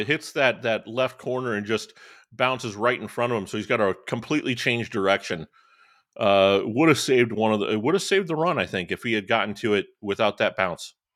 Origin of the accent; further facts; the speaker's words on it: Northwest Indiana, United States; I grew up in Northwest Indiana